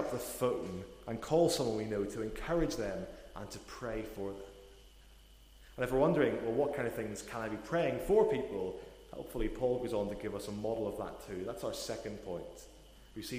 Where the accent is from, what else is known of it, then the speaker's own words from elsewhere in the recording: Portadown, Northern Ireland, United Kingdom; moved away as an adult; also born or lived in Newcastle; I'm originally from Northern Ireland. I'm from a town called Portadown